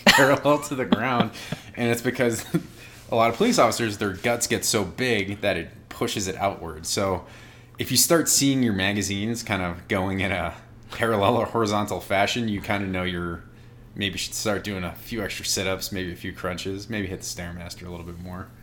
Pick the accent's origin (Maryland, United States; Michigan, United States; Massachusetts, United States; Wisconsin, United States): Massachusetts, United States; Boston; I'm from Boston